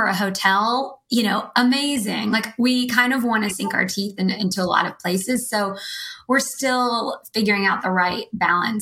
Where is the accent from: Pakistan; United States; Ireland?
United States; Nashville, Tennessee; moved away as an adult; also born or lived in Austin / Los Angeles / San Francisco; I'm from Nashville